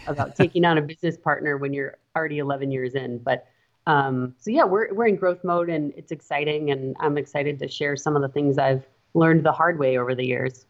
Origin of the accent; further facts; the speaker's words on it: Montana, United States; now in Wisconsin, United States; I am from Montana